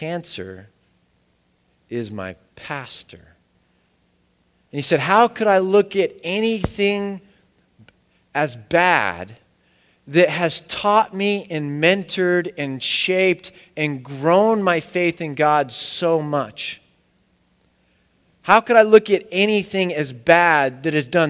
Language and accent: English; United States; I'm American.